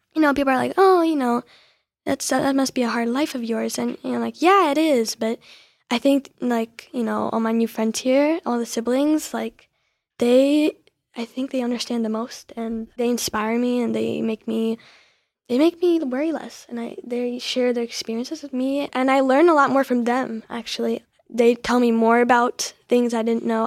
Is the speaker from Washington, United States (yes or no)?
no; New Jersey, United States; I'm from New Jersey